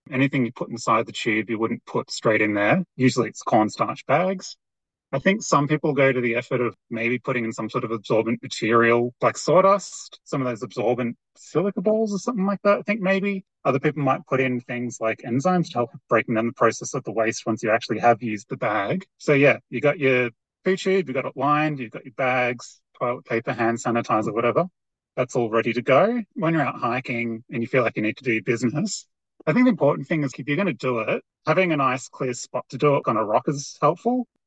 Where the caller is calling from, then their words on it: Mount Buller, Victoria, Australia; I'm calling in from Bulla Bulla, which is also known as Mount Buller in Victoria